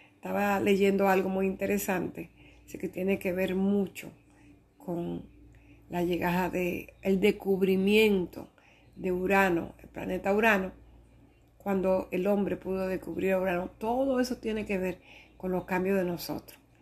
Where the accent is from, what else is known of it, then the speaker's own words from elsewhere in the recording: Dominican Republic; soy dominicana